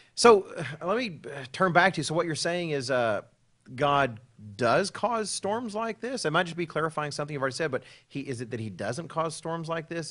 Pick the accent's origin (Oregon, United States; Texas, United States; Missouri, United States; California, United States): Texas, United States; Dallas; moved away as an adult; growing up in Texas, living in the Dallas area